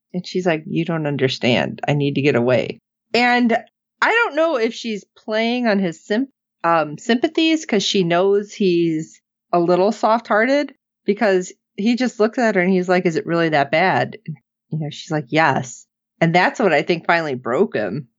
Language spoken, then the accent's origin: English; Illinois, United States; growing up in Illinois